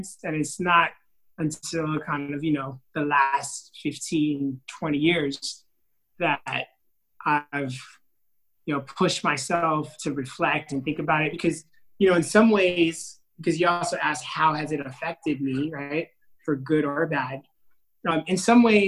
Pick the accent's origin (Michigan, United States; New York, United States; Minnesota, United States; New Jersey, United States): New York, United States; also born or lived in Haiti; I was born in New York.